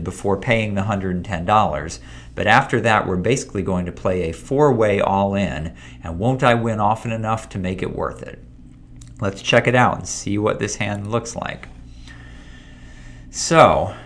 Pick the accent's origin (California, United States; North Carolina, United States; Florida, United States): Florida, United States; It wasn't the best time to be in Florida here. We lost power for about a week, at least in my hometown